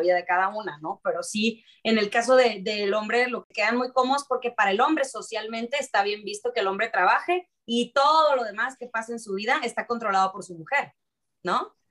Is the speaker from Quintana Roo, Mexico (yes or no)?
no; Sonora, Mexico; de donde yo vengo, de que es de Sonora